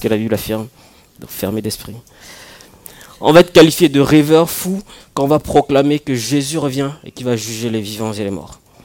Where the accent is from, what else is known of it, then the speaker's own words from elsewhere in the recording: Cameroon; moved away; quand j'étais au Cameroun